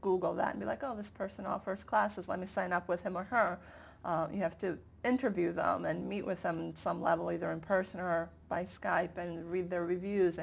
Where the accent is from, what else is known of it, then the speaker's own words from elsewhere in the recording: Calabria, Italy; from Calabria, I'm from southern Italy